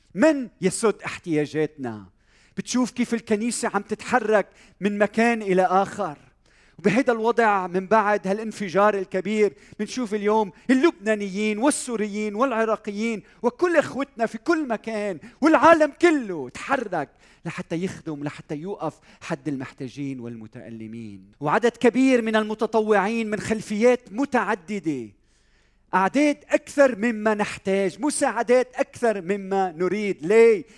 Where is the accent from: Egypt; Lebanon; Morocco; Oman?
Lebanon; بلدنا لبنان وطننا لبنان وانا لبناني